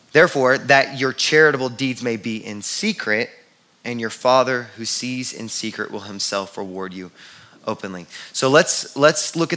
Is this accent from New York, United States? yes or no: no; Houston, Texas, United States; I grew up in Houston